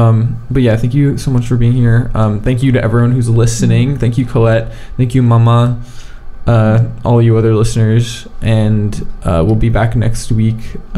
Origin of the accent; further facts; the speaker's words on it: United States; are you mad I'm American?